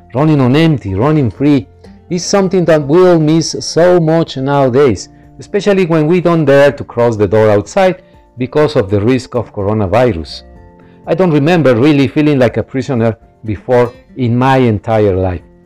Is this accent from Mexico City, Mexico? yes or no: no; Monterrey, Nuevo León, Mexico; I am a journalist from Monterrey, Mexico.